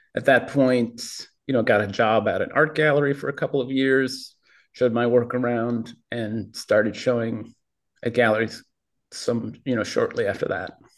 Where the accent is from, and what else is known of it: Minneapolis, Minnesota, United States; born or raised there